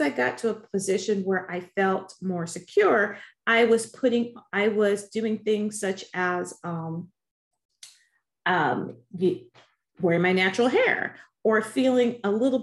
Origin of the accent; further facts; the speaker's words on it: Chicago, Illinois, United States; I grew up on the South Side of Chicago